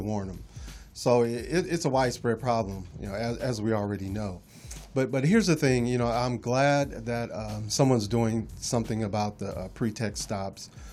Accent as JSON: {"language": "English", "town": "Los Angeles", "region": "California", "country": "United States", "tie": "born or raised there", "said": "I grew up in Los Angeles"}